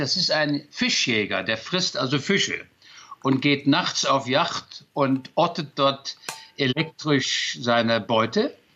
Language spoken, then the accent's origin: German; near Magdeburg, Saxony-Anhalt, Germany; moved away; ich bin mal aus der DDR geflüchtet